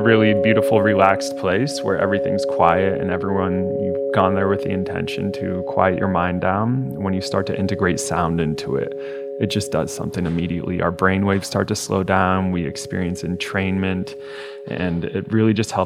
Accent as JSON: {"language": "English", "region": "Ohio", "country": "United States", "said": "I am from Ohio"}